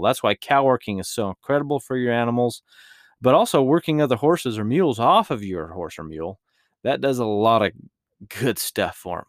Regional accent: Utah, United States; my home state of Utah

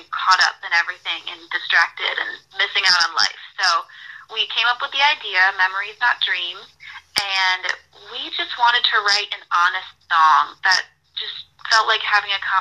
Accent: Rochester, New York, United States; now in Nashville, United States; I'm from Rochester, New York, originally

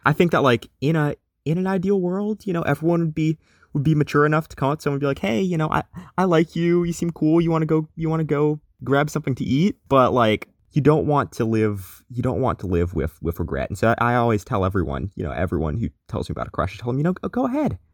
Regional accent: Atlanta, Georgia, United States; my hometown is Atlanta, Georgia

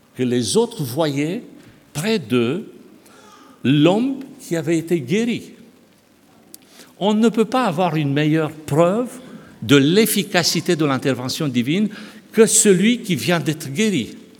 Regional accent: Romania; moved away; je suis né en Roumanie, j'ai connu une partie de cette période.

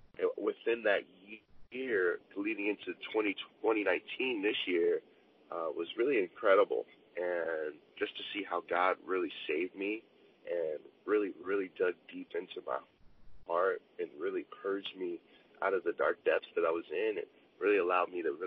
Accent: Chicago, Illinois, United States; also born or lived in Oceanside, California; now in Los Angeles, United States; I am from Chicago, Illinois, and also Oceanside, California.

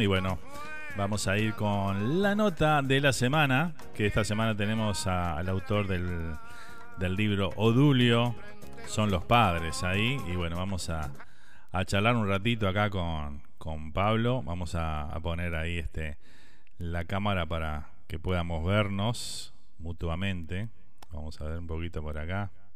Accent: Uruguay; moved away; con cualquier uruguayo que hables, este, siempre extrañamos las mismas cosas

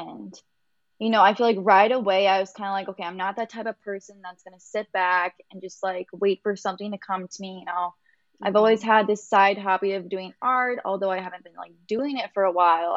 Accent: Iowa, United States; now in Chicago, United States

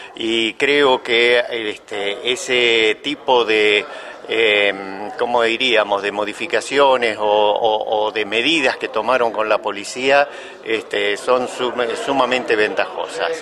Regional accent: Buenos Aires Province, Argentina; soy bonaerense

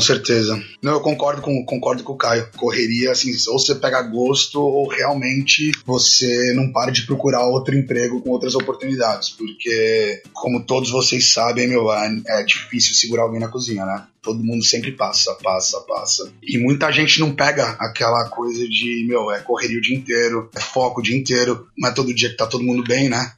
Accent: Brazil; moved away as an adult; also born or lived in Italy; now in Ireland; Eu saí do Brasil com 21 anos

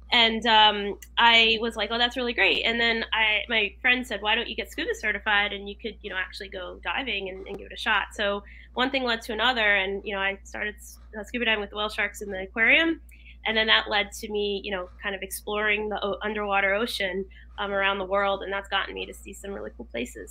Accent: Oxford, Connecticut, United States; Oxford, Connecticut. I'm here now in Oxford, Connecticut.

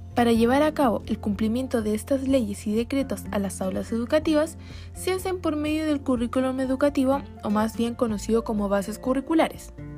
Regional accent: Chile; nuestro país

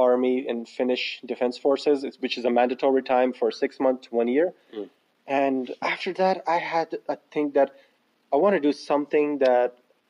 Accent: Pakistan; now in Finland; we're actually in Finland, and originally I'm from Pakistan

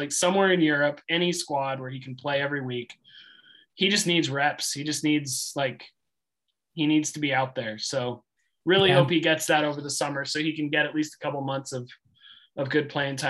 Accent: United States; we're both American.

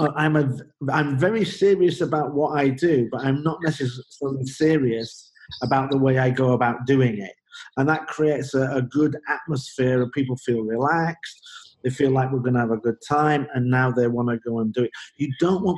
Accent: Leeds, Yorkshire and the Humber, United Kingdom; moved away as an adult; also born or lived in Belgium; I'm from Leeds in the north of England, Leeds United

